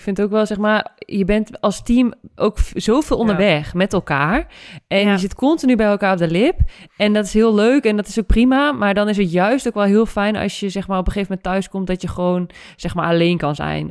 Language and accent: Dutch; Winterswijk, Gelderland, Netherlands; moved away; also born or lived in Randstad; Winterswijk rijd, waar ik vandaan kom